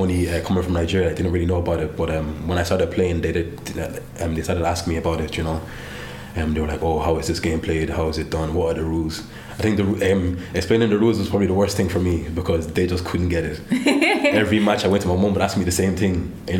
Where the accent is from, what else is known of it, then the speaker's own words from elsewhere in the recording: Ennis, Munster, Ireland; Yeah, I'm a Clare man, yeah. But I grew up in Ennis, so yeah, I'm a Clare man true and true, so yeah.